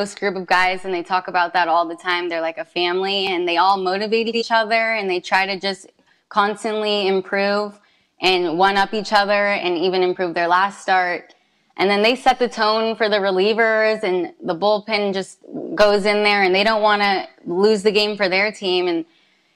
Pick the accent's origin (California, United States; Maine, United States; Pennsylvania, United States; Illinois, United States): California, United States; San Carlos; I'm from San Carlos